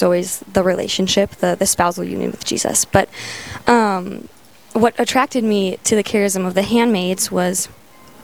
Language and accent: English; Dickinson, North Dakota, United States; moved away as an adult; there's a new convent in my hometown, Dickinson